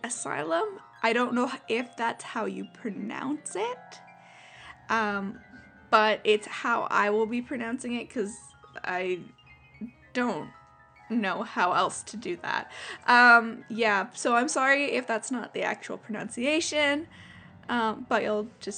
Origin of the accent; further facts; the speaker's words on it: Canada; I'm Canadian